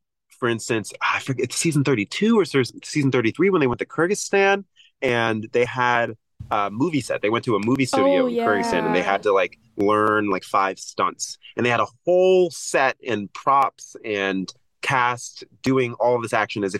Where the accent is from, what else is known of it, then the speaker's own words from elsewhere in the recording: Chicago, Illinois, United States; we grew up in Chicago, born and raised